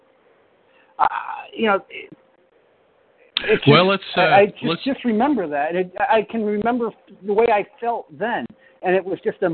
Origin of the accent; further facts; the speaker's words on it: United States; also born or lived in Scotland; I'm an American